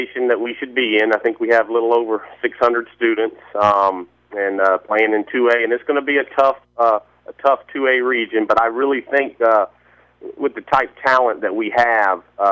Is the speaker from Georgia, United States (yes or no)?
yes; Valdosta, Georgia, United States; I'm originally from Valdosta